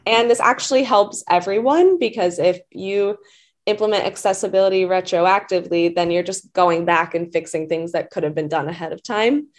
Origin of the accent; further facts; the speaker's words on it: Atlanta, Georgia, United States; I'm from Atlanta